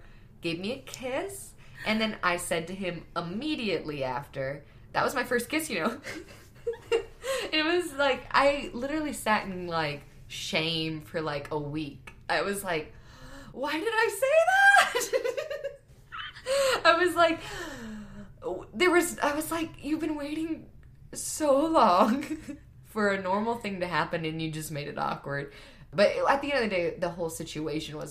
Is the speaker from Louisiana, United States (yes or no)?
no; Grapevine, Texas, United States; I'm from Grapevine